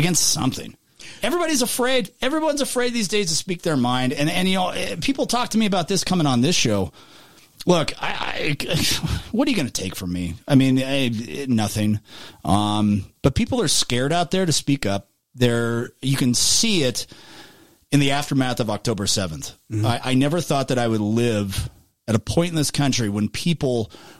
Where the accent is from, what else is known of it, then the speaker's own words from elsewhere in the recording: United States; as an American